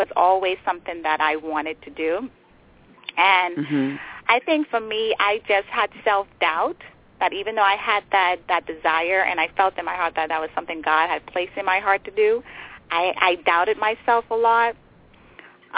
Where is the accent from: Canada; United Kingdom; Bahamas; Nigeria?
Bahamas; Nassau, New Providence; moved away as an adult; now in Maryland, United States; I was born and raised in the Bahamas. That's my home